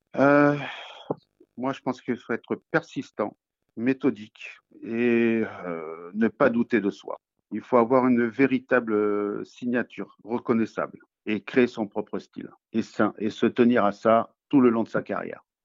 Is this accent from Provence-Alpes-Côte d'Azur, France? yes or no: yes; Nice, Provence-Alpes-Côte d'Azur, France; moved away as an adult; now in Toulouse, France; je viens plutôt de Nice, où j'ai passé mon enfance là-bas